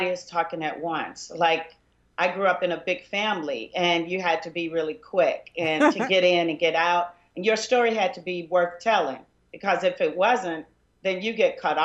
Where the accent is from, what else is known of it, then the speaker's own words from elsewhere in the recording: Arkansas, United States; I'm from Arkansas